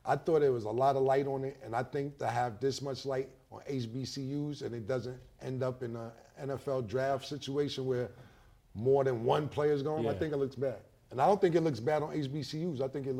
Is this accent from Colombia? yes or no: no; Canada; That's how I walk around. I'm from Canada.